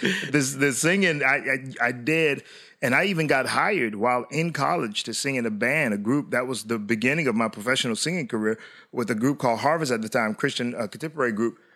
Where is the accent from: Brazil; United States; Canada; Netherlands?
United States; Hollywood, Florida; we were raised in South Florida in the city of Hollywood